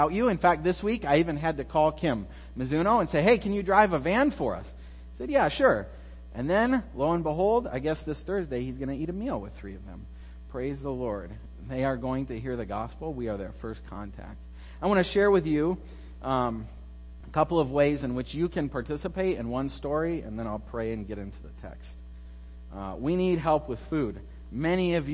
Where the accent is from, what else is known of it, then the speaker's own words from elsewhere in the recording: Iowa, United States; moved away as an adult; now in Texas, United States; We're from Iowa. In your terms, we're Yankees or Northerners